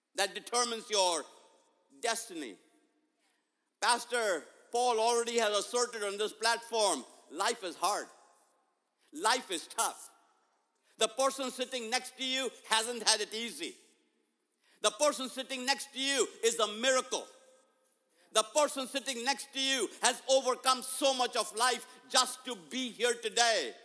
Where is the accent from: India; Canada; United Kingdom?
India; moved away; growing up in India, my 10th grade